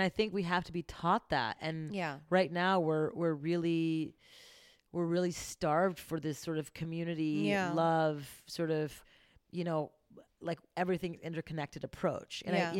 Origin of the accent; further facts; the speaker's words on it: Montreal, Quebec, Canada; I grew up going to high school in Montreal